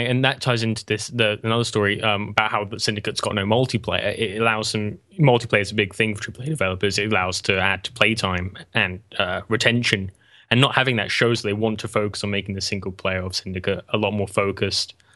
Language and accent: English; England, United Kingdom; I'm English